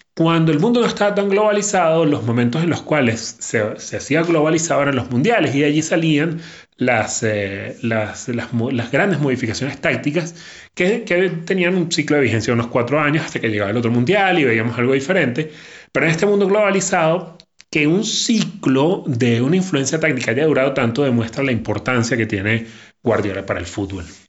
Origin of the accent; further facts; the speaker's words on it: Venezuela; los que somos venezolanos